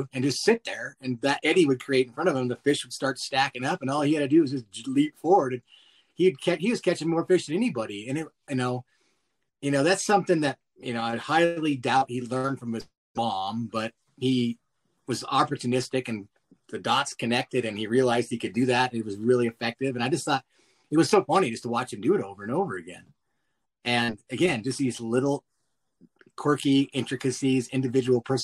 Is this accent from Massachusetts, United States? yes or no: no; Montana, United States; growing up in Montana